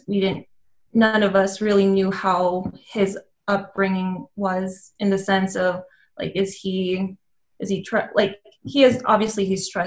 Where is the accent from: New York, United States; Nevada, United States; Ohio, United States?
Nevada, United States; Reno; my parents were immigrated from the Philippines to Reno, Nevada in the late 80s. And I was born in January of 1992. I was raised as an only child